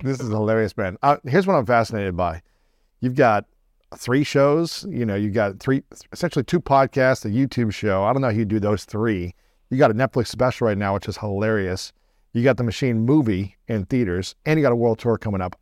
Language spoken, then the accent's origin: English; Ohio, United States; moved away as an adult; now in Los Angeles, United States; I grew up in Ohio, uh, great people, great, you know, all four seasons